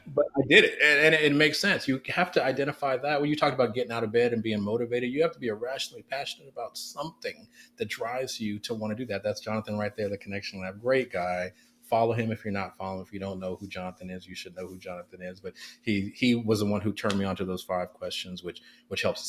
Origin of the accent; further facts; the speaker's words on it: Oakland, California, United States; I am um, uh, born and raised in West Oakland, California